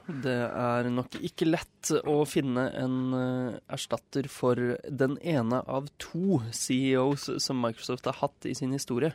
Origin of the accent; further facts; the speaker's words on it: Nesodden, Akershus, Norway; moved away; also born or lived in northern Norway; hjemme på Nesodden